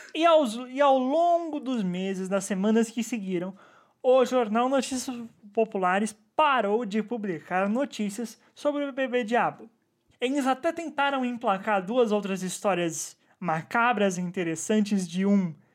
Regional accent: São Bernardo do Campo, São Paulo, Brazil; minha infância em São Bernardo

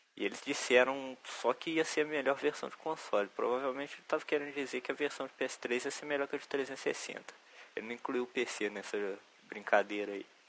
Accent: Juiz de Fora, Minas Gerais, Brazil; Eu sou de Juiz de Fora, conterrâneo do Diogo Tux

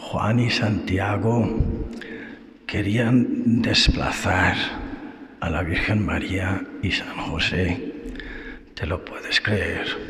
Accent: Ireland; moved away; also born or lived in Spain; Irlanda, que es mi país

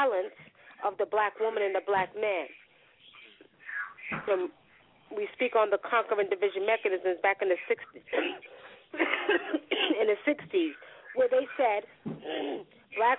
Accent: New York, United States; I'm from New York

